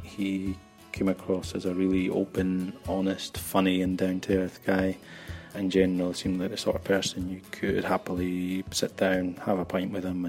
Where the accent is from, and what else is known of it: Scotland, United Kingdom; now in Barcelona, Spain